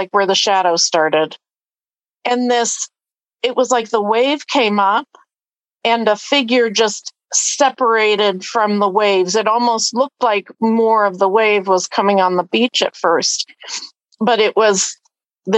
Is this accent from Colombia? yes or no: no; Erie, Pennsylvania, United States; moved away; I grew up in Erie.